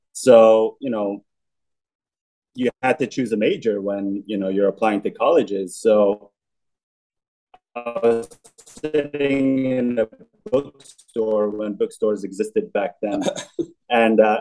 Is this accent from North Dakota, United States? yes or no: no; Livingston, New Jersey, United States; I grew up in Livingston, New Jersey, which is a small suburban town, you know, in New Jersey